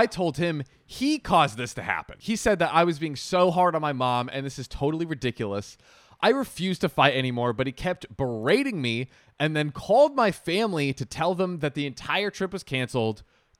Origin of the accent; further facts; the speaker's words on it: Texas, United States; I guess I'll begin by saying I'm a 25 female and I'm from Texas.